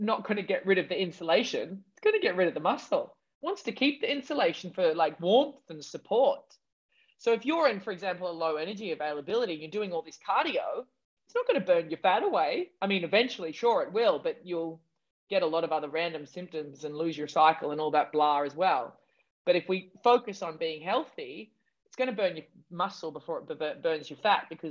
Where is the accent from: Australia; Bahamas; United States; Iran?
Australia; I'm such an Aussie